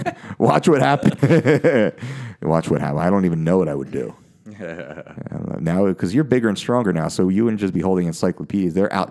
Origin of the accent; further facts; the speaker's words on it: United States; me as an American